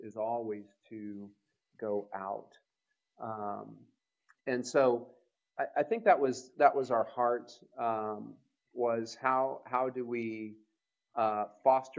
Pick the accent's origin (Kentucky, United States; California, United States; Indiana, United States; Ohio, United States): Kentucky, United States; Louisville; I'm from Louisville, Kentucky